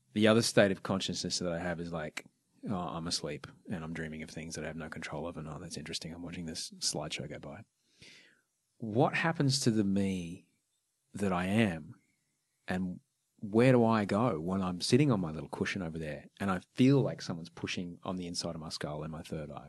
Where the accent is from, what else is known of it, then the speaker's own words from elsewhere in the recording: Brisbane, Queensland, Australia; also born or lived in Sydney; I grew up in Brisbane